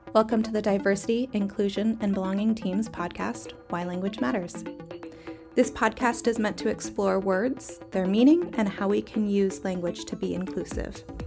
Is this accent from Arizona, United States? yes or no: yes; Arizona, United States; moved away as an adult; now in Southern California, United States; I grew up in Arizona